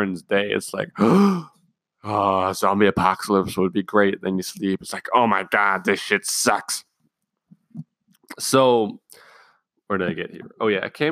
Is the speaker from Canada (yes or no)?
no; Germany; I'm from Germany